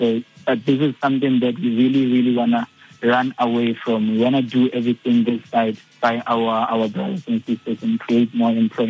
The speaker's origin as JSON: {"language": "English", "town": "Evaton", "region": "Gauteng", "country": "South Africa", "said": "I'm from Everton in the Val."}